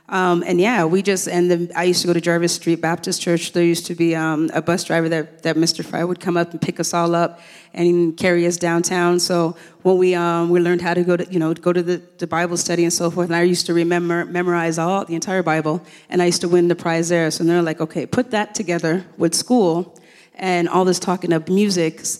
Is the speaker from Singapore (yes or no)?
no; Jamaica; moved away; because the Olympics was around when I came from Jamaica in 1976, and I, I, fell in love with the Olympics.